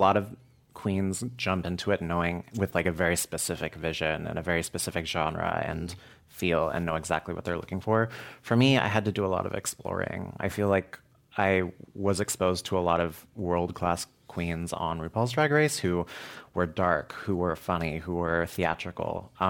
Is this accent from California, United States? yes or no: yes; San Francisco, California, United States; So my grandpa was born and raised in Oakland, Chinatown, and my mom is from here.